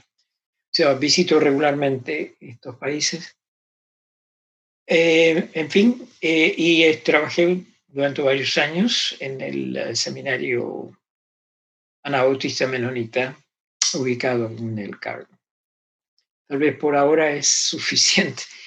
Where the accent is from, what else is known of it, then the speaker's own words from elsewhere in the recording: Argentina; me crié en Argentina